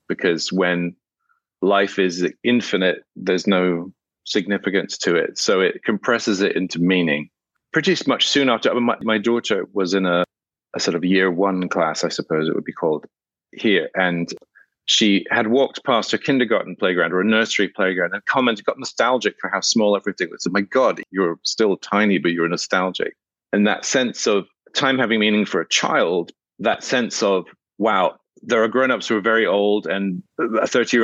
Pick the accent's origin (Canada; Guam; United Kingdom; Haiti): United Kingdom; Scotland; I grew up in Scotland